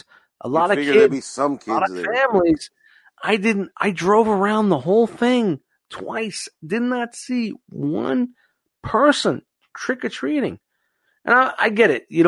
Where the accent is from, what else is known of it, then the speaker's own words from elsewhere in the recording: New York City, New York, United States; moved away; growing up in Brooklyn